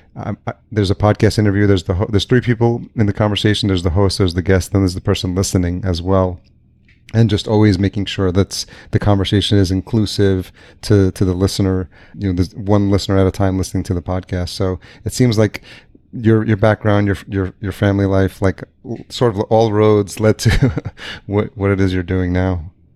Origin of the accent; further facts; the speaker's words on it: Yonkers, New York, United States; moved away as an adult; also born or lived in El Salvador / Greenpoint, New York City / East Village, New York City / Lower East Side, New York City; now in Minneapolis, United States; I grew up just outside New York City in Yonkers